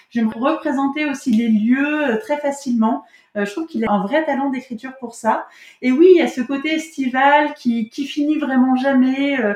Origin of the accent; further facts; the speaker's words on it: Grand Est, France; enfin moi je suis Lorraine, donc j'espérais reconnaître un peu la Lorraine.